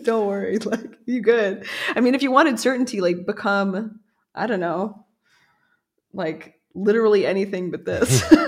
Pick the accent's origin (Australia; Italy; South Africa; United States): United States; moved away; also born or lived in New York; as an American